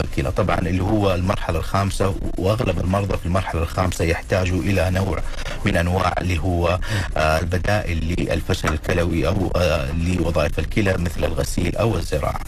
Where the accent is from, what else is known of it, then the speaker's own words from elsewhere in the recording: Saudi Arabia; عندنا في المجتمع الخليجي والمجتمع السعودي